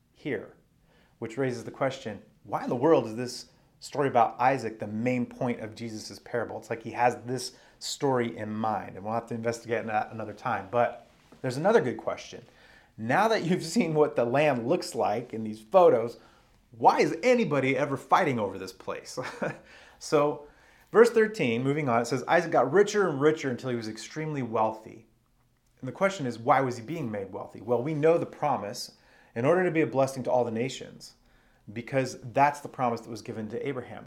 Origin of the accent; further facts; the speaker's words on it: Arizona, United States; now in Washington, United States; where I grew up in Arizona